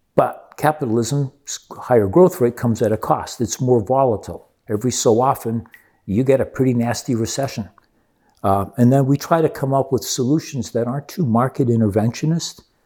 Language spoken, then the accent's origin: English; Rio de Janeiro, Brazil; moved away; I grew up with that in Rio de Janeiro.